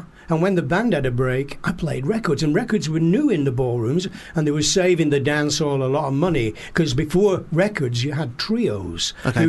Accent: Oldham, North West England, United Kingdom; accent: northern; I'm from Oldham.

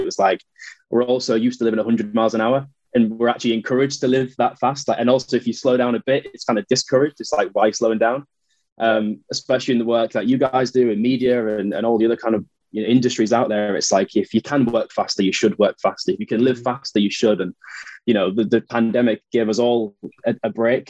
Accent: Hull, Yorkshire and the Humber, United Kingdom; moved away as an adult; also born or lived in Leeds / London; I'm a northerner, I'm born and bred in Hull, and then lived in Leeds for a few years

